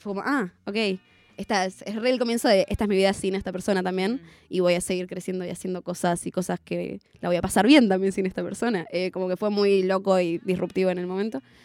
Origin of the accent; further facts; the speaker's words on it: Zona Sur, Buenos Aires Province, Argentina; en Zona Sur, que es de donde soy